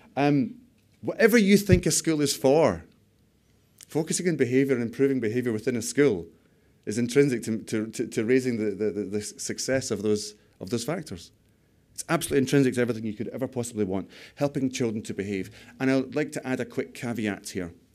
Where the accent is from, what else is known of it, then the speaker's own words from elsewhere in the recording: United Kingdom; We're too British